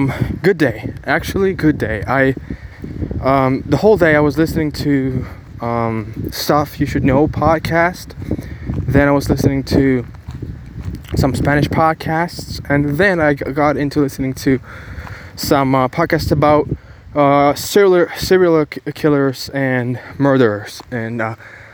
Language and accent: English; Ukraine; English is a second language; now in Bulgaria; I was born in Ukraine